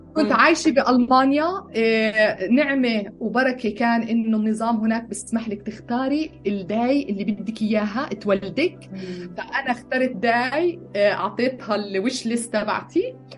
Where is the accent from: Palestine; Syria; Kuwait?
Palestine; Bethlehem, West Bank; moved away as an adult; also born or lived in Jerusalem / United States; now in Austria; ولدت بالقدس فلسطينية تربيت ببيت لحم